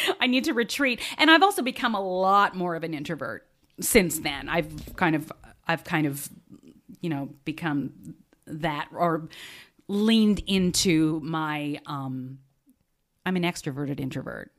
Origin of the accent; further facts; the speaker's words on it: Australia; moved away; I grew up in Australia